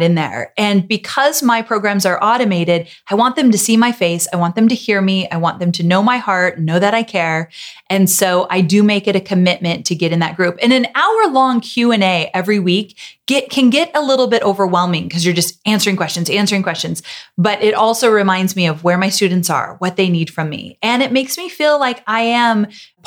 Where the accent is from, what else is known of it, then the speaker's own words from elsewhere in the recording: Yorba Linda, California, United States; in Yorba Linda, where I grew up in Orange County, California area